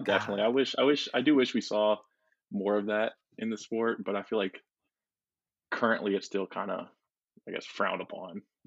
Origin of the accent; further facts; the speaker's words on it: Mandeville, Louisiana, United States; I'm from Mandeville, Louisiana.